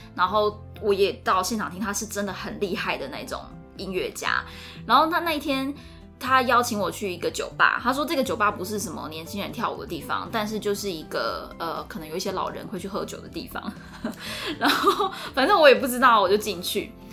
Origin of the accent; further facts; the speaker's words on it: Taiwan; 我是台湾人